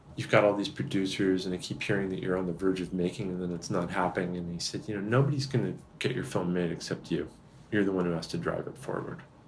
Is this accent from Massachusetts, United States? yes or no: yes; Massachusetts, United States; I grew up in Massachusetts and another part of it, but still Massachusetts